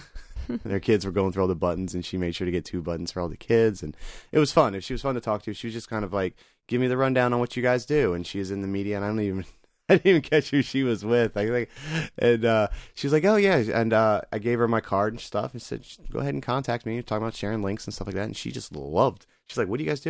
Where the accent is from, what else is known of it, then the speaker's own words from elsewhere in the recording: Greenville, South Carolina, United States; Greenville being my hometown